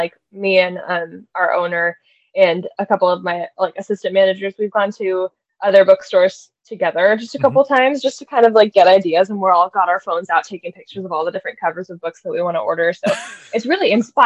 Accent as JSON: {"language": "English", "town": "Manhattan", "region": "Kansas", "country": "United States", "tie": "born or raised there", "said": "I am a townie, what we call a townie here. So I was born in Manhattan. I've been here my whole life"}